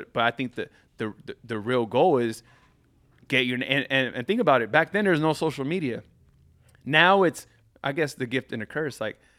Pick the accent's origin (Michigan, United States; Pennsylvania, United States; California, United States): California, United States; Carson; I grew up in Carson.